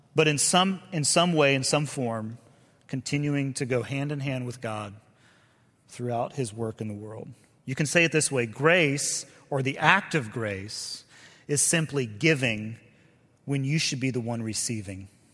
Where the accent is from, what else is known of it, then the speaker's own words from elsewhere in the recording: the South, United States; we're both from the South